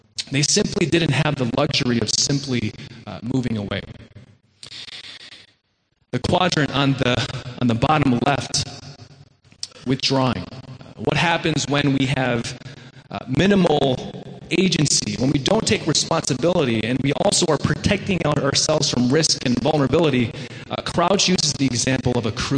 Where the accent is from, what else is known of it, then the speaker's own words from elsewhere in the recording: Wheaton, Illinois, United States; now in New York, United States; I grew up in the Chicago suburbs in Wheaton, the Disneyland of America